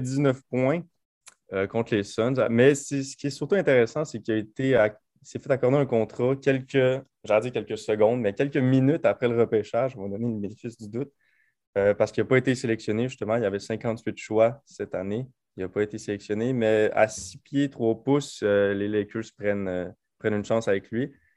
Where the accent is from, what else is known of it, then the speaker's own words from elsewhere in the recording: Quebec, Canada; en tant que Québécois